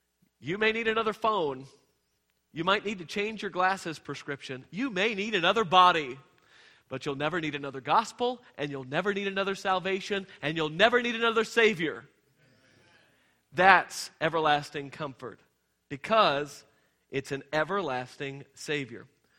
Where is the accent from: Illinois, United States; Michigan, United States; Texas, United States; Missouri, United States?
Texas, United States; I came from Texas. It's everything's bigger and better in Texas.